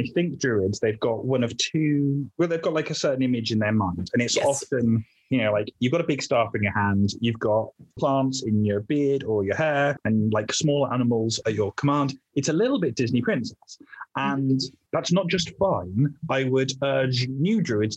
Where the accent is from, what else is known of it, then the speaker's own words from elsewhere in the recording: the Fens, East of England, United Kingdom; also born or lived in Wales; I'm originally Welsh, but I grew up in a bit of England called the Fens